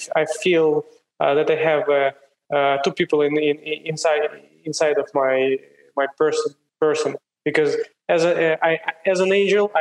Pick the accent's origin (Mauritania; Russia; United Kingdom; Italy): Russia; Siberia; moved away; I was born in Siberia, in one of the coldest places in the world. So in the winter, at place where I grew, it was minus 42 Celsius.